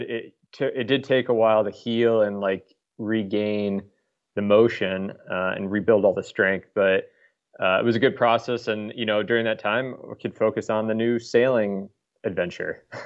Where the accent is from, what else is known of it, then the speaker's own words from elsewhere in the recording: Des Moines, Iowa, United States; moved away as an adult; also born or lived in Stockholm, Sweden; I grew up in Des Moines, uh, lived all over the U.S., and then uh, about 10 years ago, I moved to Stockholm for a job